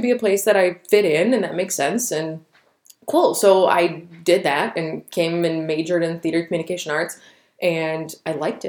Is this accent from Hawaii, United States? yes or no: no; Pittsburgh, Pennsylvania, United States; I grew up in Pittsburgh